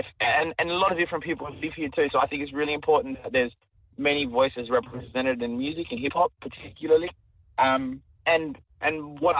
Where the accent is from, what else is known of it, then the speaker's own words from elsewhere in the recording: Perth, Western Australia, Australia; Yeah, we're from Perth, Boorloo. On my father's side, we're Noongar, and on his mother's side, he's Noongar as well. And then on my other side, we're Wongi.